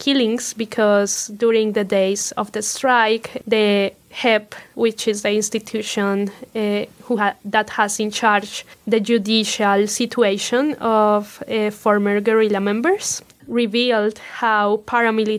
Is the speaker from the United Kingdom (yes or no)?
no; Colombia; moved away as an adult; now in Indiana, United States; I'm from Colombia. When I lived in Colombia, I worked in an NGO of human rights called De Justicia